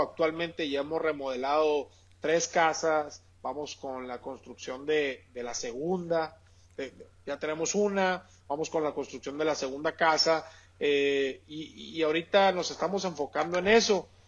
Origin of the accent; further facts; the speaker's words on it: Sonora, Mexico; como buen sonorense